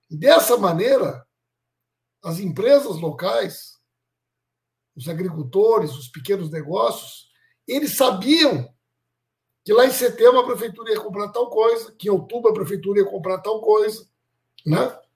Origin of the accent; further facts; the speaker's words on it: São Luiz Gonzaga, Rio Grande do Sul, Brazil; now in Eldorado do Sul, Brazil; sou de São é é Luís Gonzaga. São Luís Gonzaga.